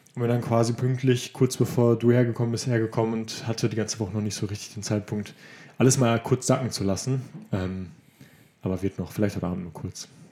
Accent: Germany; als Deutscher

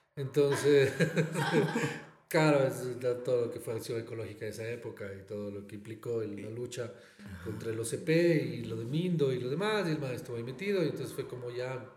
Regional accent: Ecuador; also born or lived in Barcelona, Spain; ser ecuatorianos

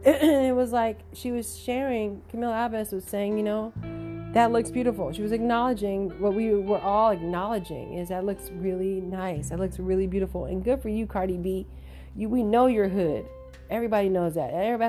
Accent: New York, United States; I came home and look at my house. It looks like Macy's, you know, and I'm from New York and we used to go into Macy's

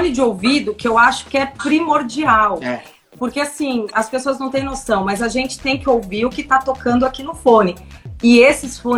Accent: São Paulo, Brazil; now in Indaiatuba, Brazil; A gente veio de São Paulo e mora em Dayatuba acho que há quase três anos.

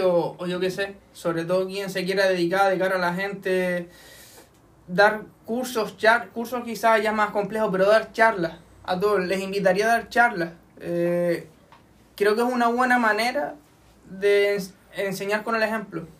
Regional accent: Firgas, Canary Islands, Spain; en mi pueblo

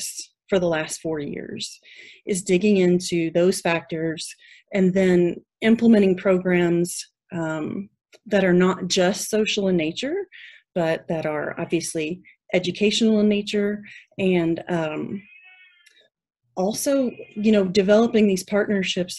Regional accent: Louisville, Kentucky, United States; now in Texas, United States; I grew up in Kentucky near Louisville

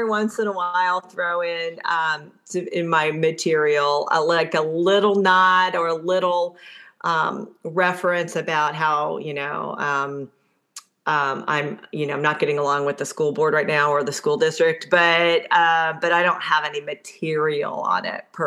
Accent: Middletown, Connecticut, United States; moved away; I'm from Middletown, Connecticut

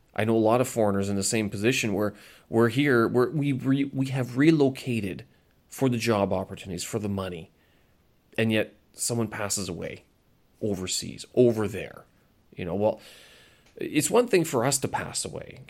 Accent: Canada; moved away; I'm Canadian. I hold a Canadian passport and I speak English very well

